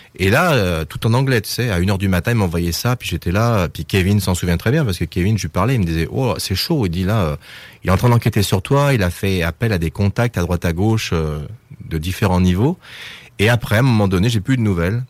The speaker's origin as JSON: {"language": "French", "country": "France", "said": "je suis français"}